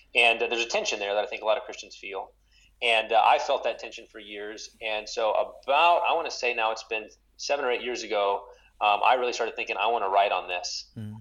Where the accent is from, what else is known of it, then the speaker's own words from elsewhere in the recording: West Texas, United States; now in St. Paul, United States; I grew up in West Texas